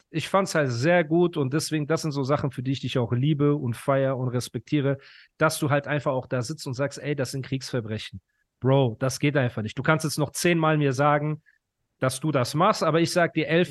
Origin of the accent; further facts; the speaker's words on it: Ukraine; now in Germany; Also geboren bin ich in der Ukraine.